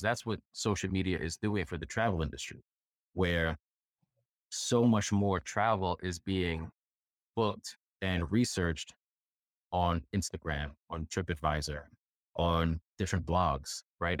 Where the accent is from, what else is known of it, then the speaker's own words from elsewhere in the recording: New York, United States; I'm a New Yorker